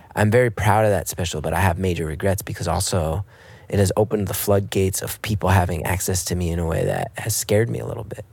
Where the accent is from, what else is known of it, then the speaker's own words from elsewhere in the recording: United States; as an American